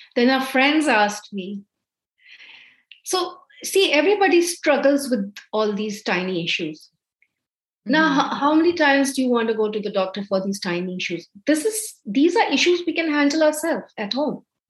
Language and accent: English; India; moved away as an adult; also born or lived in Dubai; now in Canada; Growing up in India, I had heard of Ayurveda